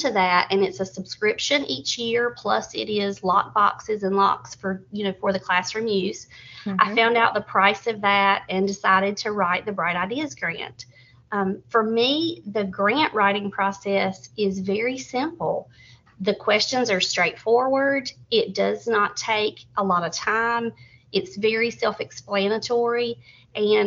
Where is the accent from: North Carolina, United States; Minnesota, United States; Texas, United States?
North Carolina, United States; Surry County; I was born and raised right here in Surrey County, went all the way through Surrey County Schools.